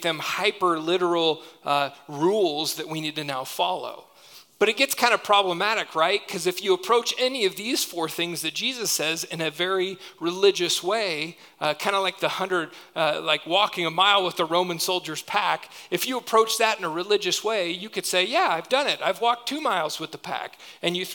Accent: United States; we do as American Christians

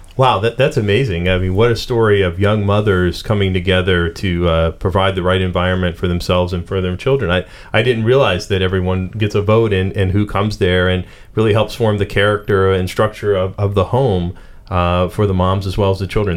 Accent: Pittsburgh, Pennsylvania, United States; accent: Pittsburgh; my Pittsburgh accent

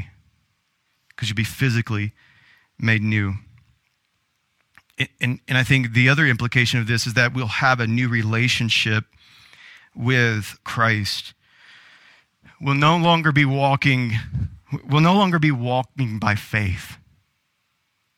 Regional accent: the South, Southern United States, United States; Growing up in Southern culture and Southern church

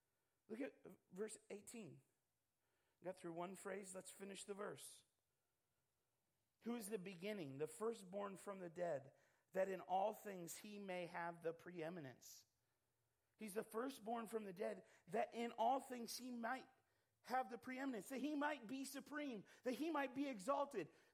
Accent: United States; being an American

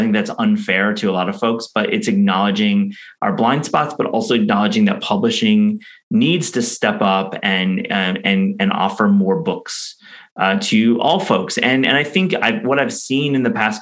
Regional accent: West Michigan, United States; I grew up in West Michigan

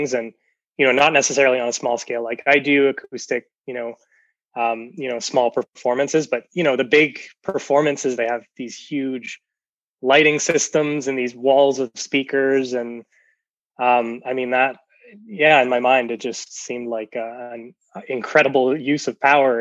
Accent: New Brunswick, Canada; moved away as an adult; now in Saskatoon, Canada; I'm originally from New Brunswick, where I am right now. Actually, we're just visiting my parents here for the holidays

